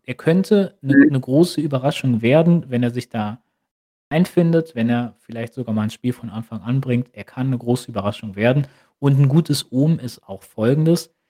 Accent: Germany; als Deutscher

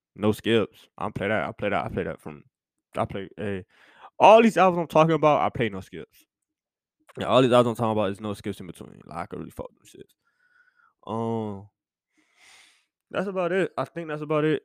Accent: Miami, Florida, United States; moved away; I'm from Miami

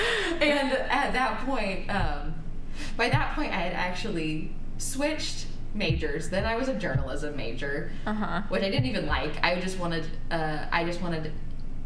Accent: Wichita, Kansas, United States; now in Lawrence, United States; I was born in Wichita and I lived there until I moved to Lawrence for college when I was either 18 or 19

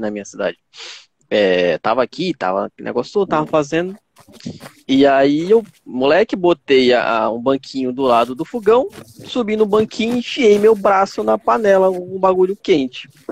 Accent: Pará, Brazil; eu sou, eu sou do Pará

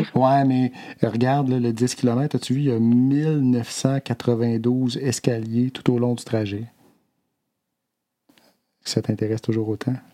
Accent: Opitciwan, Quebec, Canada; moved away; Je garde de très beaux souvenirs de mon enfance à Opichiwan. Mes journées à jouer dehors, été comme hiver, beau temps, mauvais temps.

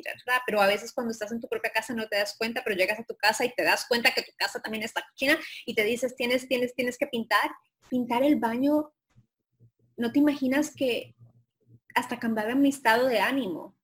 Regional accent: Colombia; moved away; Colombia, de donde yo soy

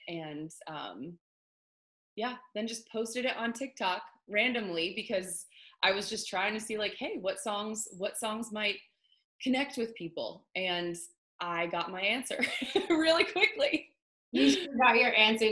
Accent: Pittsburgh, Pennsylvania, United States; moved away as an adult; now in Nashville, United States; I am originally from Pittsburgh, Pennsylvania

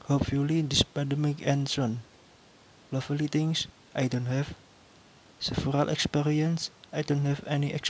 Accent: Yogyakarta, Special Region of Yogyakarta, Indonesia; I am 19 years old. Hope we can be friends. I'm from Yogyakarta and I live in Yogyakarta. Yogyakarta is very beautiful city with a variety of beautiful tourist attraction. Currently, I'm studying in Amikom Yogyakarta

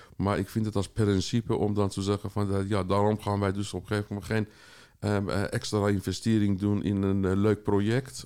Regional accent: Tehran, Tehran Province, Iran; moved away as an adult; now in Amsterdam, Netherlands; ik kom uit Iran, eh, dus met 18 jaar ben ik in Teheran geweest

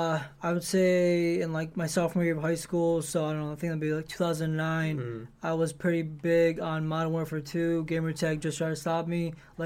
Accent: Detroit, Michigan, United States; they know I'm from Detroit

